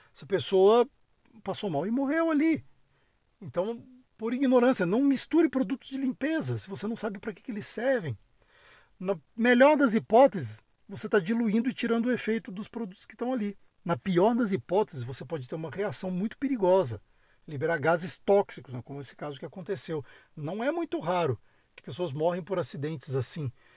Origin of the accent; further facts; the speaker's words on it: Brasília, Federal District, Brazil; moved away as an adult; also born or lived in São Paulo; Eu sou de Brasília, né, brasiliense, nascido e criado